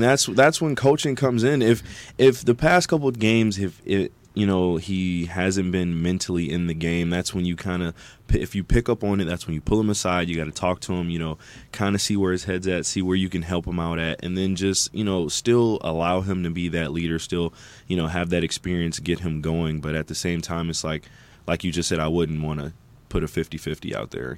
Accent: Michigan, United States; born and raised in Michigan

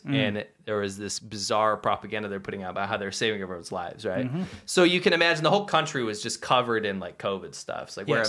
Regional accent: United States; Myself, I'm an American.

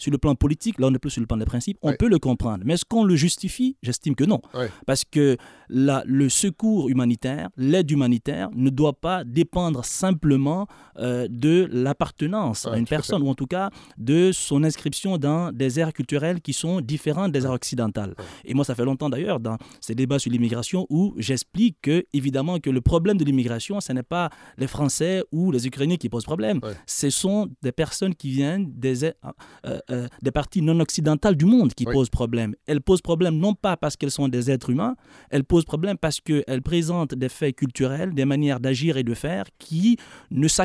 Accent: Quebec, Canada; Non, non, je suis né au Québec. Euh, vous hein. euh, J'ai grandi ici, je suis né Québec.

